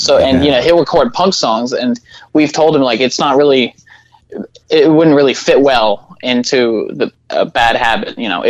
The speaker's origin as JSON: {"language": "English", "town": "Little Rock", "region": "Arkansas", "country": "United States", "said": "we're from Little Rock."}